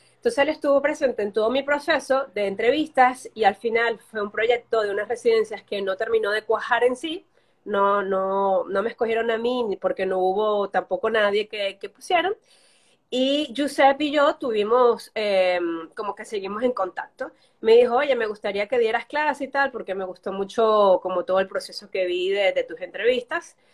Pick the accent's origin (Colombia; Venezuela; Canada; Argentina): Venezuela; moved away as an adult; now in Barcelona, Spain